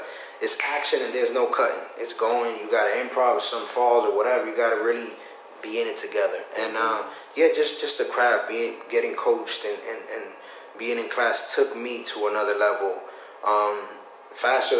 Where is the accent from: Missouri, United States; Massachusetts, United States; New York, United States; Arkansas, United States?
Massachusetts, United States; I come from Massachusetts, small inner city.